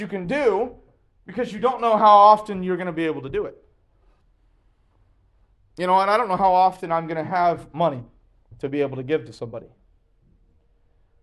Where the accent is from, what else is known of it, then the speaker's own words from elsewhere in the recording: Kentucky, United States; I'm from Kentucky